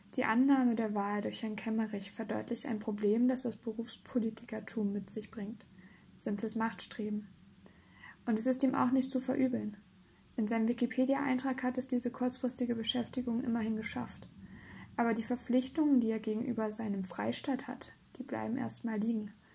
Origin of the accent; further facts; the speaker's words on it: Thuringia, Germany; meiner Heimat und der Tatort eines politischen Krimis, Thüringen